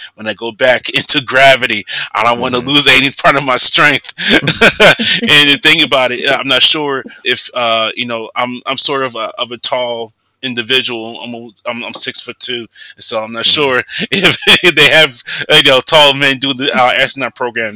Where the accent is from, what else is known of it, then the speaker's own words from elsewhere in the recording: United States; also born or lived in Atlanta, Georgia; I'm the only one there that's Black and American, born and raised in America